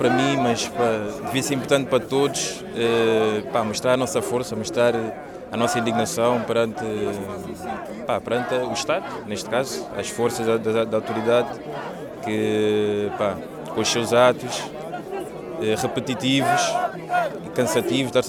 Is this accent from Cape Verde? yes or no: yes; Cape Verde; also born or lived in Angola / Lisbon, Portugal; nasci em Angola, mas depois fui Cabo Verdeanos, cresci em Cabo Verde, também estudei em Lisboa e me percebi que realmente o centro da minha cultura estava realmente em Lisboa.